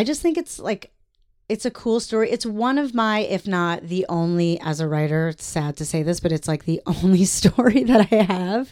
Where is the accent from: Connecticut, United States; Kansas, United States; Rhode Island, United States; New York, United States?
New York, United States; moved away as an adult; also born or lived in Massachusetts; now in Los Angeles, United States; I lived in New York. I'm from New York